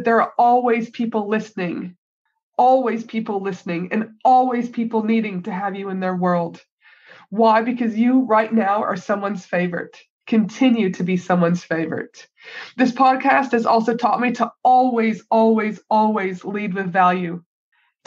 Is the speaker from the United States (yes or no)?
no; Canada; now in Australia; my home country of Canada